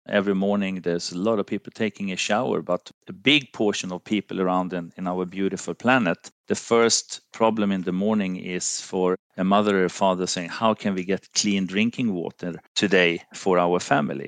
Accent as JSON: {"language": "English", "country": "Finland", "also_born_or_lived": "Sweden", "moved": "as an adult", "said": "I'm from Finland, lived, uh, a long period also in, in Sweden"}